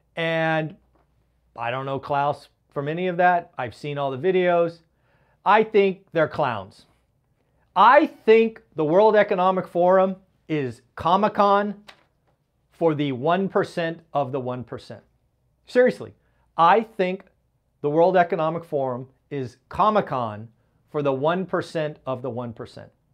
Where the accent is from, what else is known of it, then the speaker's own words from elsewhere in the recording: Silicon Valley, California, United States; my hometown, the Silicon Valley